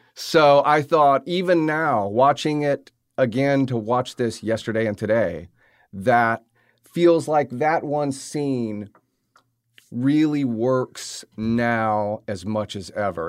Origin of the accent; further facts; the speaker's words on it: the South, United States; growing up in the South around these type of characters